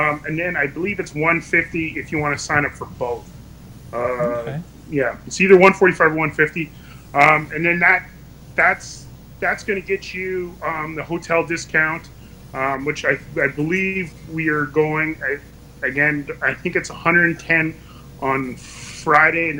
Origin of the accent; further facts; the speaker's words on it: Hay River, Northwest Territories, Canada; my hometown of Hay River